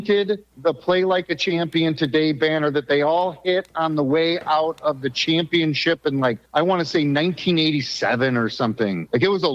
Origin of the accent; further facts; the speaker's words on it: Niles, Michigan, United States; also born or lived in Buchanan, Michigan; I grew up kind of on the border of Niles and Buchanan, Michigan